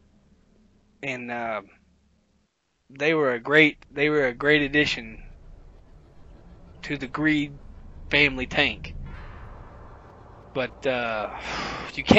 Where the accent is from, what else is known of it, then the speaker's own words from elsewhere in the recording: the South, United States; I'm from the South